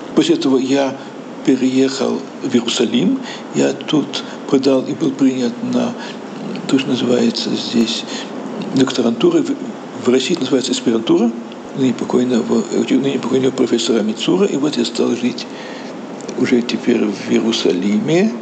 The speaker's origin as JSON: {"language": "Russian", "town": "Riga", "country": "Latvia", "tie": "born or raised there", "moved": "as an adult", "lives_now": "Jerusalem, Israel", "said": "как еврей в Латвии"}